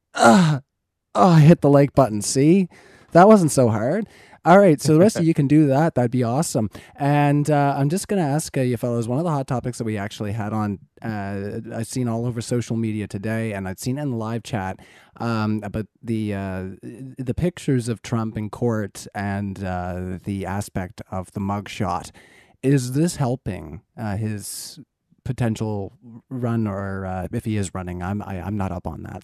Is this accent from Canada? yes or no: yes; Canada; I'm Canadian